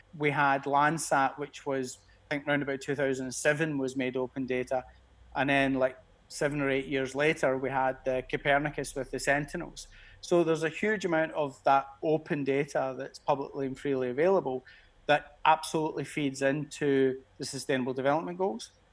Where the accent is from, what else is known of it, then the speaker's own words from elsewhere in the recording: Glasgow, Scotland, United Kingdom; moved away as an adult; now in Geneva, Switzerland; I'm a Glasgow guy. Being being Scottish